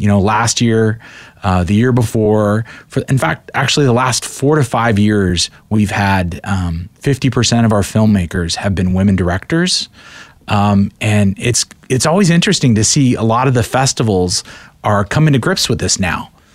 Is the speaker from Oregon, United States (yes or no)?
yes; Portland, Oregon, United States; I'm from Portland